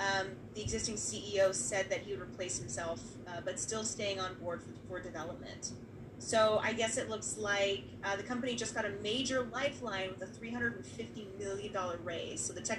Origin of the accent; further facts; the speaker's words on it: Bay Area, California, United States; So I grew up in the Bay Area, right?